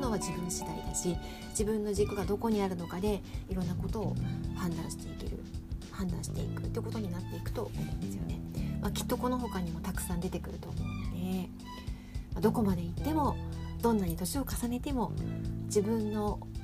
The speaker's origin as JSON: {"language": "Japanese", "region": "Tokyo", "country": "Japan", "tie": "born or raised there", "moved": "as an adult", "lives_now": "Sapporo, Japan", "said": "まさか東京育ちの私が札幌で、まあ、結婚を機会にねこちらに来るとは思ってもいなかった"}